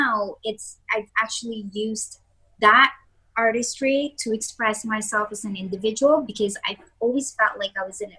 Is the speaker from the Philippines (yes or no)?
yes; Philippines; I'm also from the Philippines